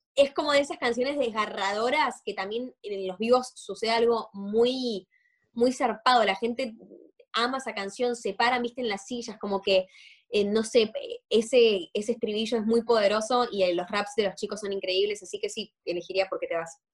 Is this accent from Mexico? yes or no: no; Argentina; siendo los dos argentinos